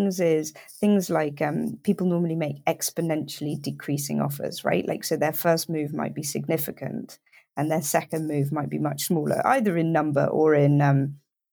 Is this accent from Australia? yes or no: no; United Kingdom; I'm British